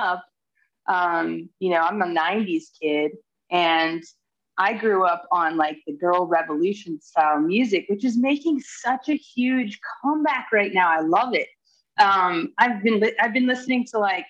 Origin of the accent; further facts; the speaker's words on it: Trenton, New Jersey, United States; I grew up in Trenton, New Jersey, and it was a very diverse childhood